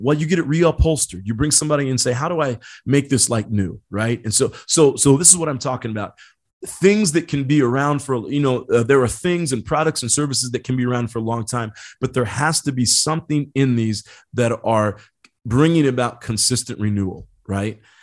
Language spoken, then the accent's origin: English; Indiana, United States; I grew up in Indiana